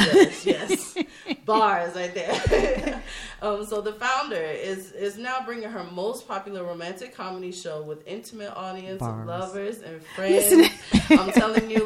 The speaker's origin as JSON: {"language": "English", "town": "Los Angeles", "region": "California", "country": "United States", "tie": "born or raised there", "said": "in Los Angeles, my hometown"}